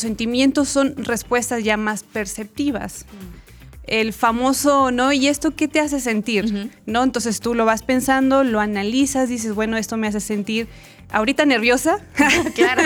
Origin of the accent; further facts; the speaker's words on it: Chile; moved away as an adult; also born or lived in Mexico; now in Guatemala; soy chilena